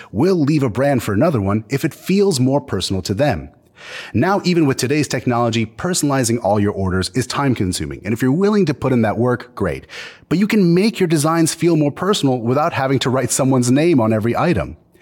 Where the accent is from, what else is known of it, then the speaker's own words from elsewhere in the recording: Canada; I'm Canadian